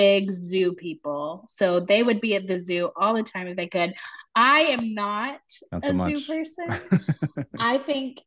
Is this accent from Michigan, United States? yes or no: no; Nashville, Tennessee, United States; moved away as an adult; also born or lived in Waco, Texas; now in Raleigh, United States; I'm from Nashville, Tennessee originally.